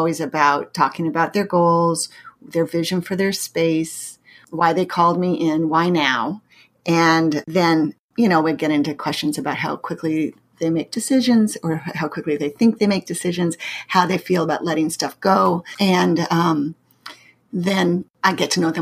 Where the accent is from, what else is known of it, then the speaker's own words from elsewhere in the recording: Pacific Northwest, United States; moved away as an adult; also born or lived in Massachusetts; now in St. Louis, United States; I grew up in the Pacific Northwest, and I went to college in Massachusetts, and I now live in the Midwest in St. Louis for the last going on 30 years.